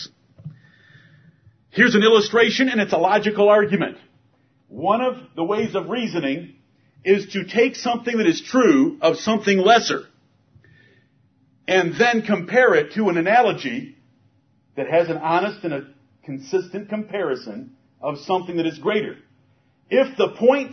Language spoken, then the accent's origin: English; Michigan, United States; moved away; I'm from Michigan